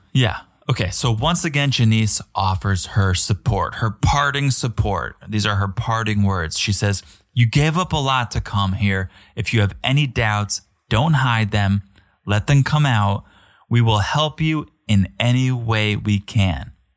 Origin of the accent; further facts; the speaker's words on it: United States; as an American